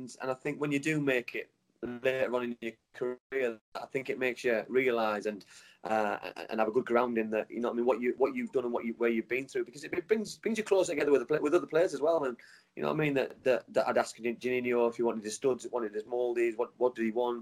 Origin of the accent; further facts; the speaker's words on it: Middlesbrough, North East England, United Kingdom; to be a Middlesbrough lad was just the best feeling in the world